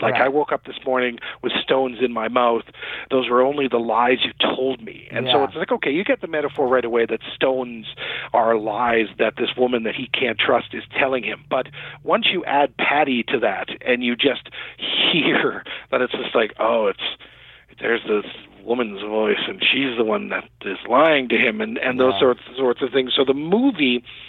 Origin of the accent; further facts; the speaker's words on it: Summerside, Prince Edward Island, Canada; Prince Edward Island, the smallest province in Canada where I went to high school. And, you know, I grew up in Summerside, which is right about in the middle.